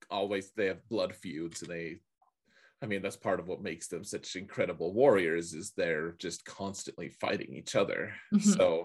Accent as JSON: {"language": "English", "region": "Colorado", "country": "United States", "said": "Like, you know, or really, you know, it's like, oh, I'm from Colorado, you know, I'm"}